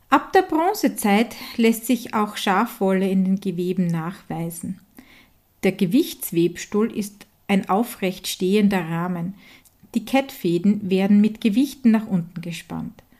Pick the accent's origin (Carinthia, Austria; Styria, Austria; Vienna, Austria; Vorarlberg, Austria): Styria, Austria; Hartberg; von Die Handwerkstätte aus meiner Heimat in Hartberg Graz in der Grünen Steiermark.